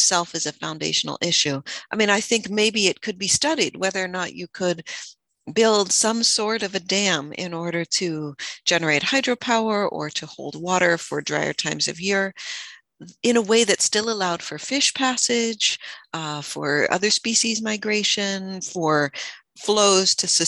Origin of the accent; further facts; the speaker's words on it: California, United States; born and raised in Sierra Miwok Homelands outside of Jackson and Pioneer, California